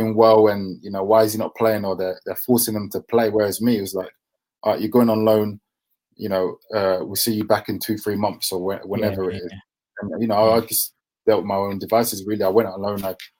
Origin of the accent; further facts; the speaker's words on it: Deptford, London, United Kingdom; my family, we grew up in Deptford, Lewisham, so it's quite near the Millwall area